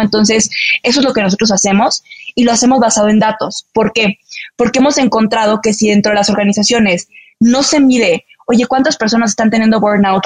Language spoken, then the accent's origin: Spanish; Mexico City, Mexico; also born or lived in Chihuahua, Mexico; me vine a Ciudad de México cuando tenía siete años